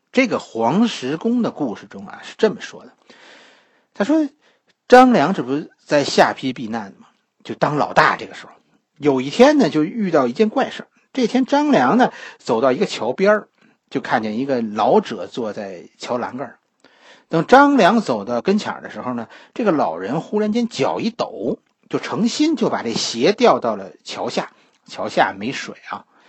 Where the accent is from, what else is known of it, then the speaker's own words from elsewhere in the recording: China; 其实我们中国人的一生啊都在找捷径